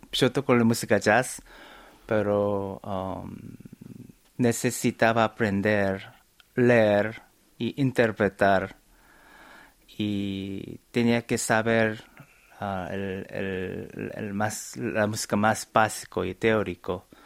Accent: Buenos Aires, Argentina; also born or lived in South Korea; yo, nací en Corea, pero mm, mi familia se mudaron a Buenos Aires.

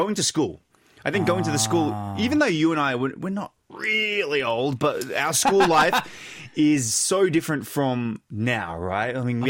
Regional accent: Australia; also born or lived in South Korea; growing up in Australia, I used to connect a lot with friends' families and our families would hang out with their families. So even though I didn't grow up in South Korea, I related to it.

